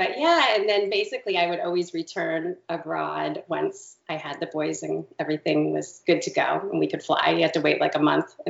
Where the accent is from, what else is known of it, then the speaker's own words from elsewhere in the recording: California, United States; born there; So we actually, my husband and I met out in California, and I was born in California. My dad was in the Navy, and we moved all around.